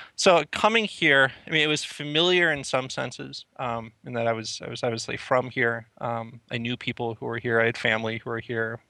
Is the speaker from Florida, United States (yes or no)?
no; the Twin Cities, Minnesota, United States; I grew up in the Twin Cities, just kind of east, actually, of where I'm currently sitting in Stillwater, Minnesota.